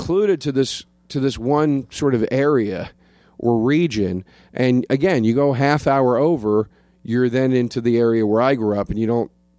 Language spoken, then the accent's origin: English; Collegeville, Pennsylvania, United States; now in New Jersey, United States; Pennsylvania. Outside of Philadelphia.